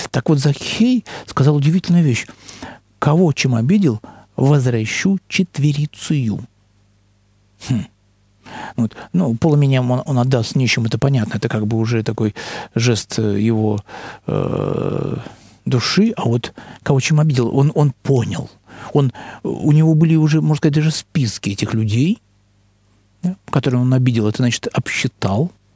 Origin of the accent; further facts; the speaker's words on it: Russia; мы из России